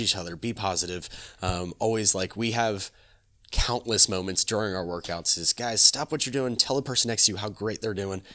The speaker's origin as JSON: {"language": "English", "town": "Apopka", "region": "Florida", "country": "United States", "tie": "born or raised there", "also_born_or_lived": "Altamonte Springs", "said": "I'm born and raised in Apopka. I'm born and raised in this, in this community"}